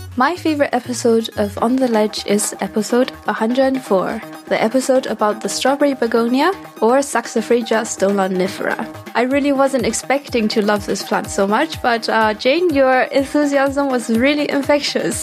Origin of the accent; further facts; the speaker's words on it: Taiwan; now in Stuttgart, Germany; I come from Taiwan and I currently live in Stuttgart, Germany.